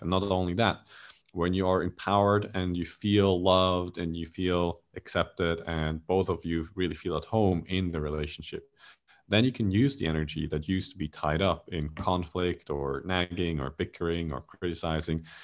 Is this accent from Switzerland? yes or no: yes; Switzerland; now in Malaysia; I'm originally from Switzerland